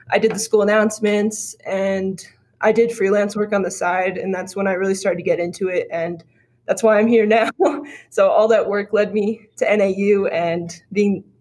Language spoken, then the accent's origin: English; Phoenix, Arizona, United States; Um, I'm a sophomore here at NAU. I'm from Phoenix, Arizona